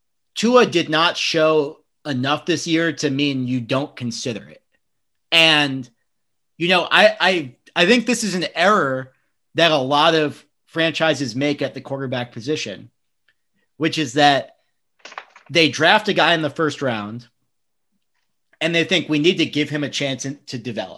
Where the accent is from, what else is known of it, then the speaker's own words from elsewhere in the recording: New York, United States; I'm from New York